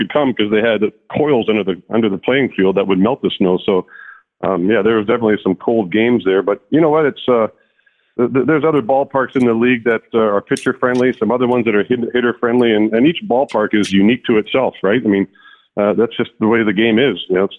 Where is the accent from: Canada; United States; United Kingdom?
Canada; just the way the city is situated in the mountains. That's what I grew up with in Canada.